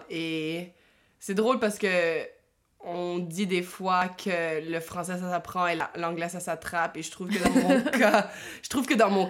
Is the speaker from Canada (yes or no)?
yes; Ottawa, Ontario, Canada; Euh, je suis née à, Ottawa, en Ontario, en 1997.